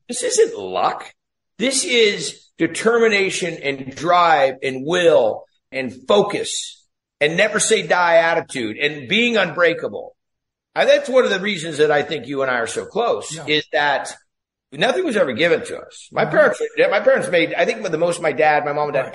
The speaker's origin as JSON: {"language": "English", "town": "Ferndale", "region": "California", "country": "United States", "tie": "born or raised there", "said": "I grew up in Northern California. If you ever saw the movie Outbreak with uh, Dustin Hoffman, that's a little town that I was raised in, a little town called Ferndale"}